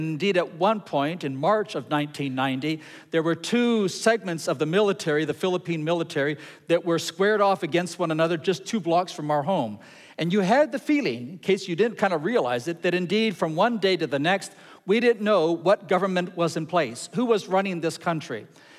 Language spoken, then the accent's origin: English; Ecuador; Now, I grew up in Ecuador. I grew up in Latin America. And we had earthquakes all the time.